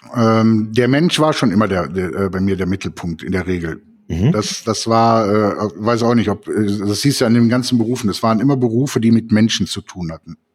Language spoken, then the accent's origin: German; Cologne, North Rhine-Westphalia, Germany; moved away as an adult; now in Eifel, Germany; ich bin 1966 geboren in Köln